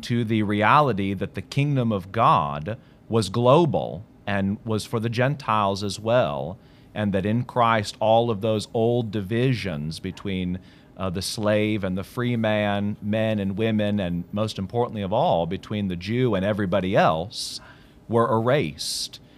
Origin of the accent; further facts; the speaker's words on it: United States; moved away as an adult; now in Australia; I'm American. I love America